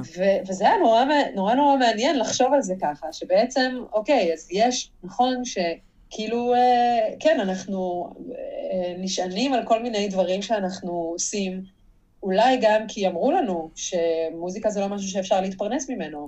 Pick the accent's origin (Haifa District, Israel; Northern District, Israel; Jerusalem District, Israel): Jerusalem District, Israel; Jerusalem; אני גם ירושלמית